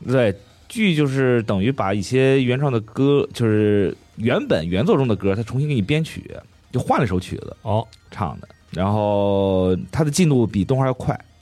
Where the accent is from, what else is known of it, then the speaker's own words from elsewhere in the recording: China; 我作为一个中国人